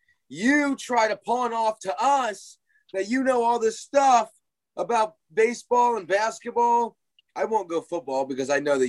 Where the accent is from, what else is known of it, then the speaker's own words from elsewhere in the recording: Cleveland, Ohio, United States; moved away; I'm from Cleveland